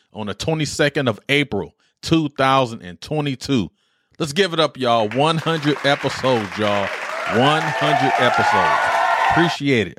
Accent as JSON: {"language": "English", "town": "Detroit", "region": "Michigan", "country": "United States", "tie": "born or raised there", "moved": "yes", "said": "growing up in Detroit"}